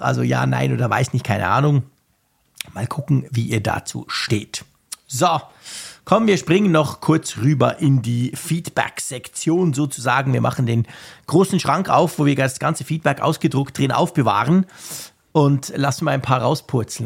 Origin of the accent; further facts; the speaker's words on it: Switzerland; bei uns in der Schweiz